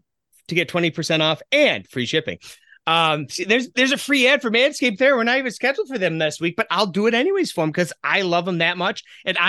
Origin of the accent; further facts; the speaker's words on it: Buffalo, New York, United States; growing up in Buffalo